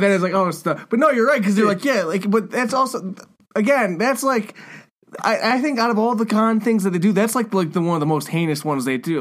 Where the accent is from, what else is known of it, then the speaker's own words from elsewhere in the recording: United States; being an American